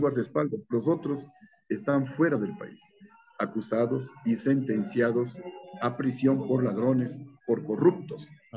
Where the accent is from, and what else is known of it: Ecuador